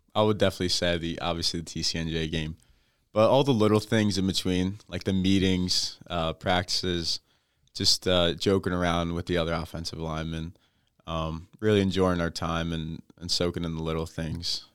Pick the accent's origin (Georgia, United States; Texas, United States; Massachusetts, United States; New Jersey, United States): New Jersey, United States; I'm from South Jersey